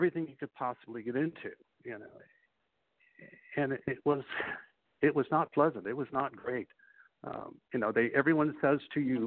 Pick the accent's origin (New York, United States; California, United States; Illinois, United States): Illinois, United States; Chicago; I grew up in Chicago